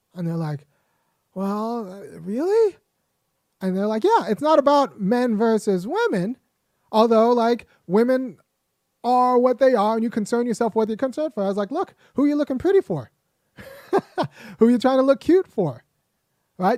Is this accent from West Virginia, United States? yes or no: no; California, United States; as a young boy growing up in California